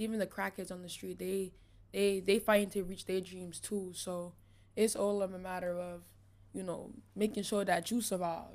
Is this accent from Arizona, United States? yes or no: no; New York City, New York, United States; also born or lived in New Orleans, Louisiana; I was raised in East New York, Brooklyn